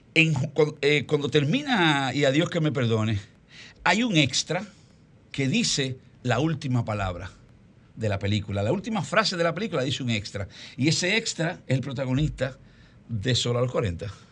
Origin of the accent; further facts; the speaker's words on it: Dominican Republic; nosotros no somos un mercado como dominicanos